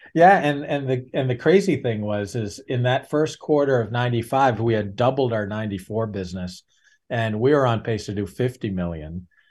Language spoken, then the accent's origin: English; New Hampshire, United States; I'm born and raised in New Hampshire